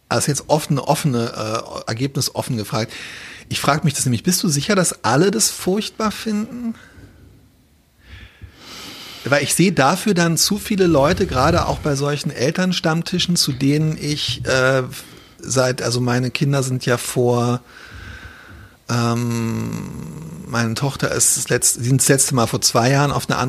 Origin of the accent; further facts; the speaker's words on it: Berlin, Germany; nachdem wir alle ähm, als Berliner Schüler, die damals als, äh, als, als Frontstädter und als Benachteiligte, die halt quasi im, hinter dem Stacheldrahtverhau